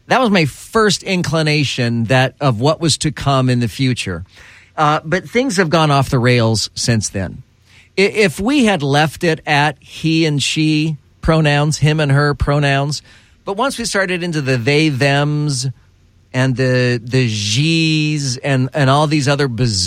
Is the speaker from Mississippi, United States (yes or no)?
no; Texas, United States; growing up in Texas